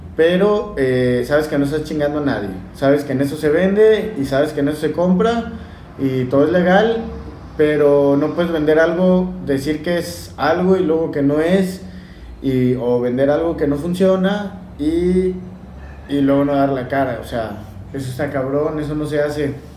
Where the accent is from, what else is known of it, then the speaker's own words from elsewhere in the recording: Mexico; como buen mexicano